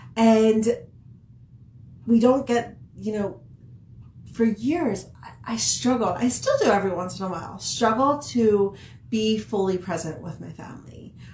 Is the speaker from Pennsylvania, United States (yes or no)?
yes; outside of Philadelphia, Pennsylvania, United States; also born or lived in Billings, Montana; now in Montana, United States; growing up in Pennsylvania, outside I was from outside of Philadelphia